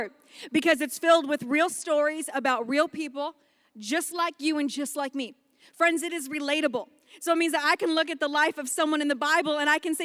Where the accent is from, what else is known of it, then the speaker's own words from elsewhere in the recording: Las Vegas, Nevada, United States; we're from Vegas